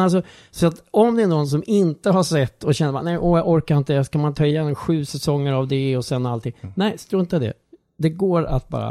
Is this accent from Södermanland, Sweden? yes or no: yes; Strängnäs, Södermanland, Sweden; min uppväxtstad Strängnäs